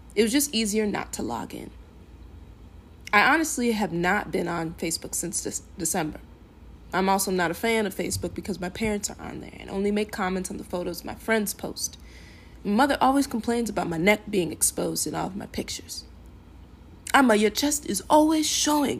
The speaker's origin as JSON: {"language": "English", "town": "Farmington", "region": "Minnesota", "country": "United States", "tie": "born or raised there", "also_born_or_lived": "Eden Prairie, Minnesota / Lakeville, Minnesota", "said": "While growing up in Farmington, I always was one of the bla-, few black kids."}